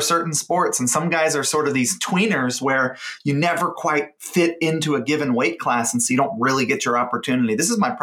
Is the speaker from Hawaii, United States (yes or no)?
yes; Hawaii, United States; I grew up in Hawaii, and Hawaii has a very strong Japanese influence.